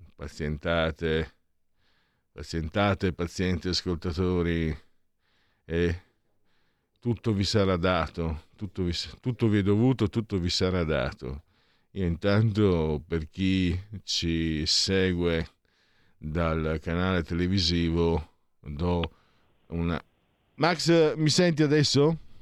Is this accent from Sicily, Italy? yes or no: no; Friuli-Venezia Giulia, Italy; io vengo dal Friuli